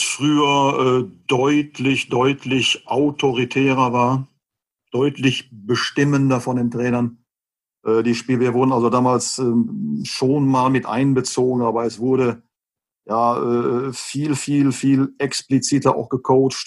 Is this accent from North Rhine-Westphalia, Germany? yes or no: yes; Westerkappeln, North Rhine-Westphalia, Germany; now in Gelsenkirchen, Germany; bin zwar gebürtiger Gelsenkirchener, habe aber äh, bin aber erst einem Verein beigetreten im Alter von neun Jahren, Westfalia Westerkappel, Nähe Osnabrück